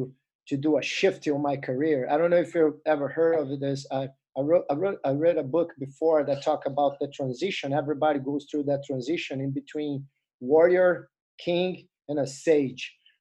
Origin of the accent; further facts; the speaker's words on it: Alagoas, Brazil; English is a second language; moved away as an adult; now in Maryland, United States; Alagoas, or my hometown, didn't have jiu-jitsu